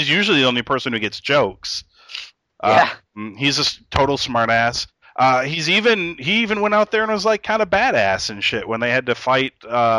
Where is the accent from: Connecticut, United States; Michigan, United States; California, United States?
Michigan, United States; Bay City; I'm from Bay City.